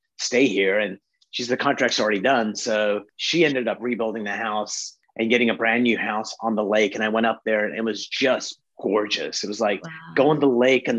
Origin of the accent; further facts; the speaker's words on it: United Kingdom; now in Canada; I was a little kid in the UK